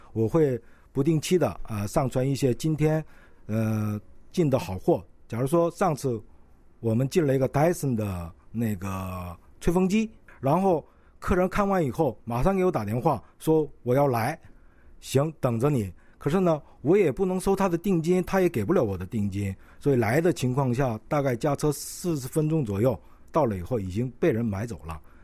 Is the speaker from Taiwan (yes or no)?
no; China; first language Korean; moved away as an adult; now in South Korea; 我是朝鲜族